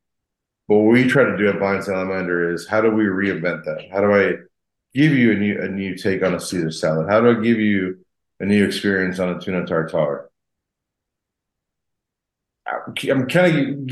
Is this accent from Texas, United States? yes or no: yes; El Paso, Texas, United States; moved away as an adult; also born or lived in San Francisco, California; now in Austin, United States; Born and raised in El Paso, Texas.